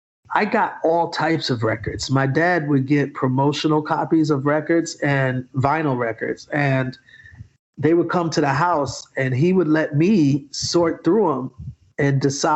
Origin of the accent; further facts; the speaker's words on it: Atlanta, Georgia, United States; We're from Atlanta.